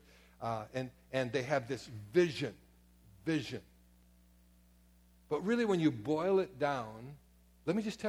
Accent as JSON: {"language": "English", "area": "Door County", "region": "Wisconsin", "country": "United States", "tie": "born or raised there", "said": "I was raised up in Door County"}